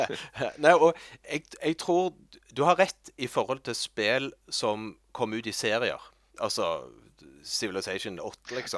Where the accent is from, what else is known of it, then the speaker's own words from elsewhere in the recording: Norway; Jeg er norsk. Jeg kan norsk.